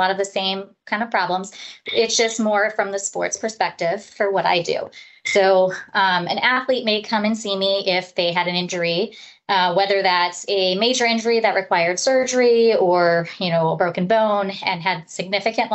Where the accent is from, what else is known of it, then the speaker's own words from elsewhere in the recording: Parma, Ohio, United States; also born or lived in Houston, Texas; I grew up in the Northeast Ohio area, up in the Parma area, actually, where I went through school.